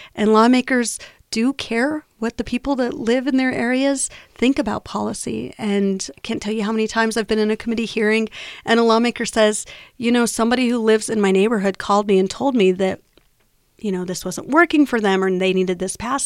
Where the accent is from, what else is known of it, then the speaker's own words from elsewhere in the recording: New Mexico, United States; I'm born and raised in New Mexico. I love Albuquerque, love our state, and I live here